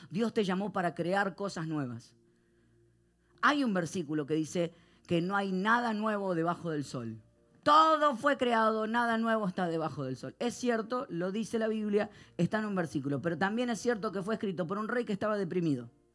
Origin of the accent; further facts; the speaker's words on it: Argentina; soy argentino